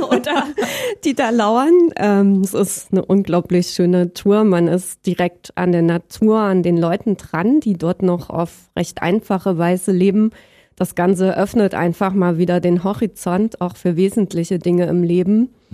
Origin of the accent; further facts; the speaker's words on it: Berlin, Germany; moved away as an adult; also born or lived in Halle an der Saale / Leipzig / Dresden; geboren bin ich in Halle an der Saale, ähm, wobei ich im Prinzip mehr oder weniger schon immer in Berlin aufgewachsen bin